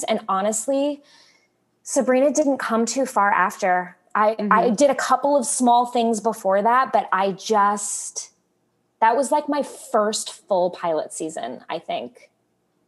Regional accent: Southern California, United States; I grew up in Southern California

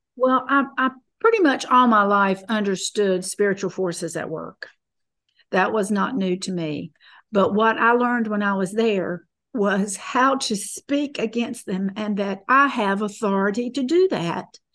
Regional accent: Fayetteville, North Carolina, United States; I was born and raised in Fayetteville, North Carolina

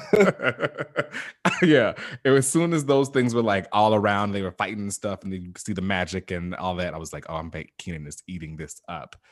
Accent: Chicago, Illinois, United States; moved away; I'm from Chicago, like, originally. I grew up

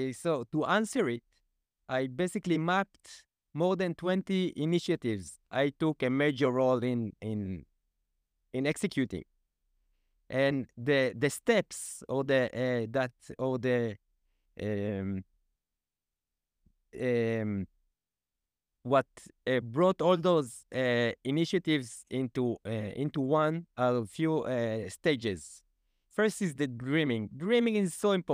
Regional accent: Israel; I really wanted to move out from the kibbutz, and at the year of 14, I fulfilled this dream.

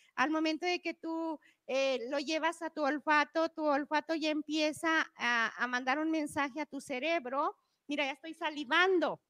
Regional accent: Guanajuato, Mexico; soy chef y soy cocinera tradicional del estado de Guanajuato

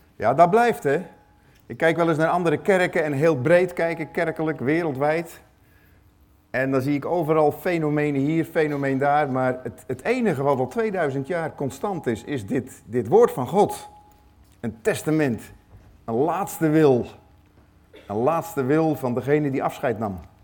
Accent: Netherlands; ik ben Nederlander

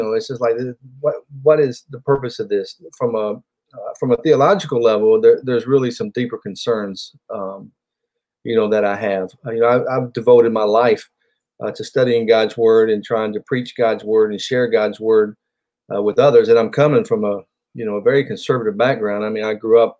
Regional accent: Nashville, Tennessee, United States; also born or lived in Franklin, Tennessee; I was born and raised here in Middle Tennessee, in Nashville, actually, and I've been in Franklin since 1989

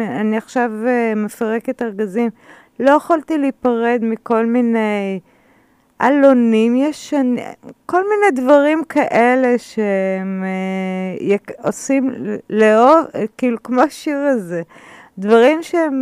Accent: Israel; אני גדלתי בקיבוץ

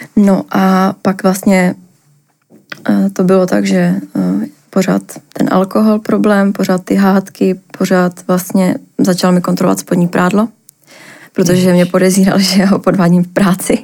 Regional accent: Ostrava, Moravian-Silesian Region, Czechia; moved away as an adult; now in Prague, Czech Republic; pocházím z Ostravy, přestěhovala do Prahy

